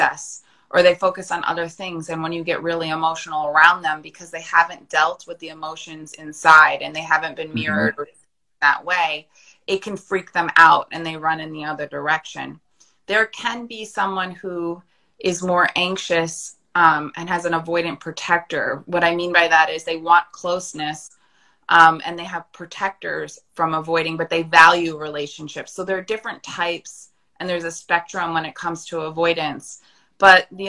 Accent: United States; I'm American

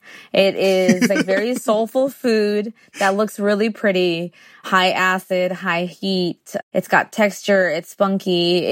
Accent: Tijuana, Baja California, Mexico; also born or lived in San Diego, United States / Guadalajara, Mexico; I was born in San Diego, but we lived in Tijuana. And then when we left Tijuana in the 90s to San Diego, we still had one foot in each country.

